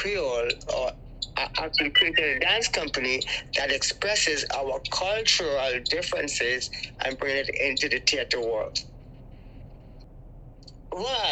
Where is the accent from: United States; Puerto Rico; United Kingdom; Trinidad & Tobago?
Trinidad & Tobago; now in Toronto, Canada; I'm from Trinidad and Tobago